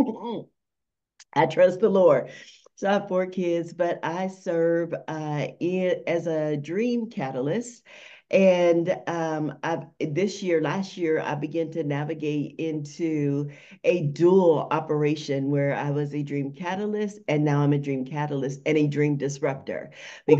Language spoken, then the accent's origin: English; Las Vegas, Nevada, United States; I am from Las Vegas, Nevada, the most amazing city ever.